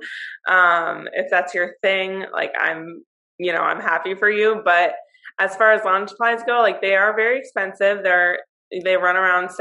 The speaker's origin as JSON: {"language": "English", "region": "West Coast", "country": "United States", "said": "we're from the West Coast"}